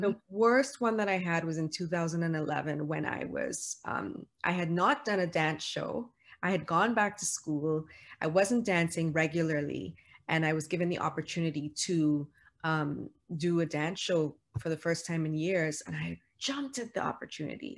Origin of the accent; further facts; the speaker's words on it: Toronto, Ontario, Canada; moved away as an adult; also born or lived in New York City; I'm from Toronto